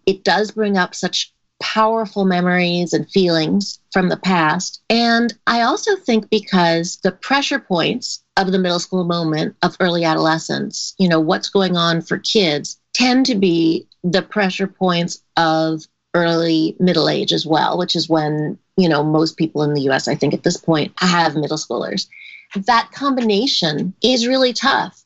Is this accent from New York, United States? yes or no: yes; New York City, New York, United States; I grew up in New York City